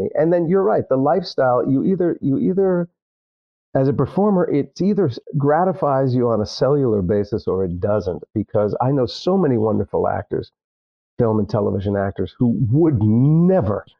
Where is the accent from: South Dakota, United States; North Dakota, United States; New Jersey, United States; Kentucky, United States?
New Jersey, United States; I grew up in Jersey.